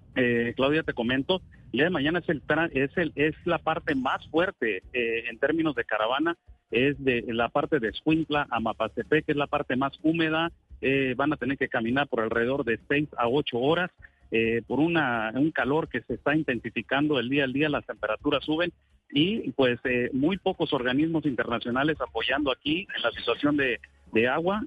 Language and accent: Spanish; Mexico; como mexicanos se los puedo decir